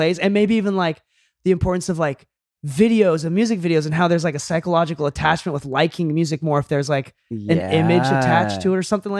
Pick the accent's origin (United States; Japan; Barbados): Japan; Okinawa; because I'm like from Okinawa. So like I am like island boy like Polynesia of Japan. Like we weren't part of Japan until World War II.